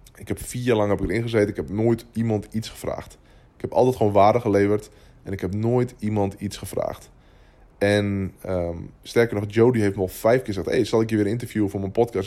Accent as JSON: {"language": "Dutch", "country": "Netherlands"}